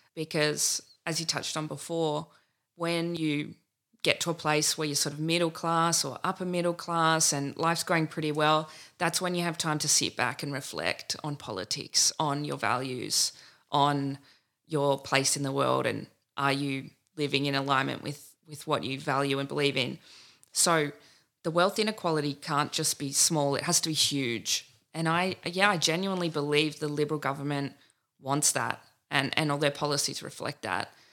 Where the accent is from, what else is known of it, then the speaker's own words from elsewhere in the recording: Nimbin, New South Wales, Australia; I was born outside Nimbin